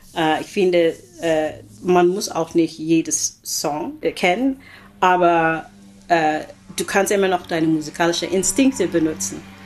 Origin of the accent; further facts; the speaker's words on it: Oakland, California, United States; German is a second language; moved away as an adult; also born or lived in Philippines / Europe; ich bin in den Philippinen geboren. Meine Eltern sind Einwanderer gewesen und ich bin also mit neun Monaten äh, bin ich mit meiner Mama rübergekommen. So. Und dann seitdem immer in Oakland gelebt